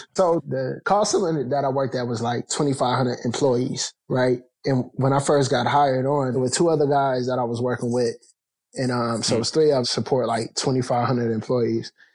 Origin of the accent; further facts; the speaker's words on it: Canton, Ohio, United States; I grew up in the Midwest. I'm from Canton, Ohio